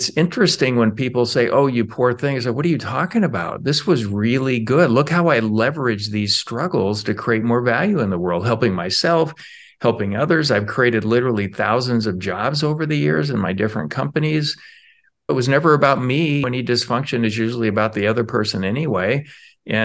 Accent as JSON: {"language": "English", "town": "Spokane", "region": "Washington", "country": "United States", "tie": "born or raised there", "said": "As a kid, I mostly remember growing up in Spokane, Washington. My parents struggled a lot, and we moved a lot. As a result, I went to five different high schools."}